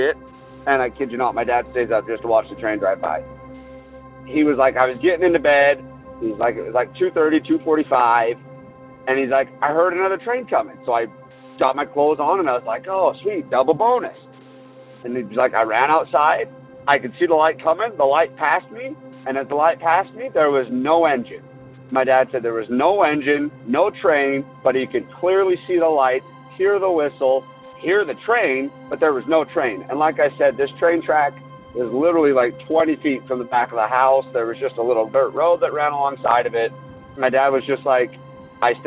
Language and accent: English; Northern Utah, United States; I'm from Northern Utah. To try to give you a little bit of a pinpoint, the university that is in my hometown is very old